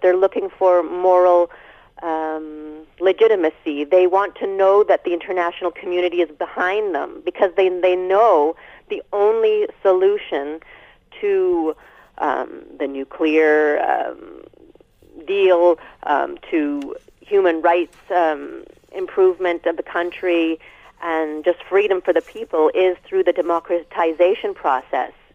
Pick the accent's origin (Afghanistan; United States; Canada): Canada; as a Canadian